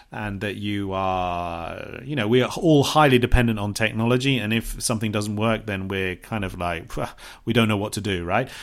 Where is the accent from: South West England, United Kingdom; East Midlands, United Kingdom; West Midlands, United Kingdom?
South West England, United Kingdom; Bournemouth; moved away; which is very close to my hometown, Bournemouth.